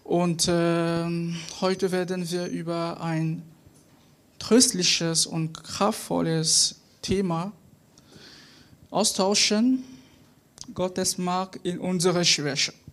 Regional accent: Cameroon; German is a second language; now in Mönchengladbach, Germany; ich komme aus Kamerun und äh, ich bin in Deutschland seit bald zwei Jahren.

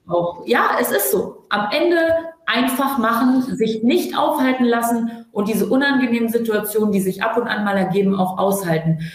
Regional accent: Hanover, Lower Saxony, Germany; wir kommen aus Hannover

